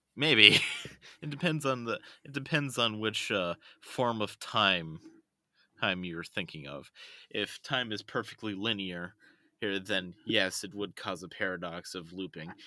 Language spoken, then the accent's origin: English; United States; I'm just the loud American